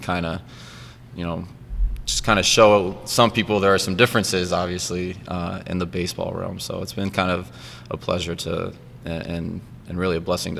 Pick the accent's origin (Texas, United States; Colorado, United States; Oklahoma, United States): Oklahoma, United States; Oklahoma City; moved away as an adult; also born or lived in Fort Scott, Kansas / Denver / Martinsville, Virginia; now in Buffalo, United States; So I grew up in Oklahoma, Oklahoma City. Went to a high school called Bethany High School.